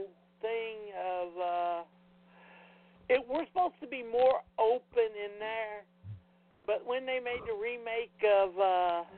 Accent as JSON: {"language": "English", "region": "the South", "country": "United States", "said": "I'm from the South."}